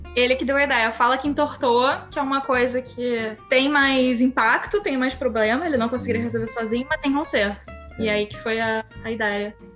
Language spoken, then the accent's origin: Portuguese; Brazil; Eu fazia inglês no Brasil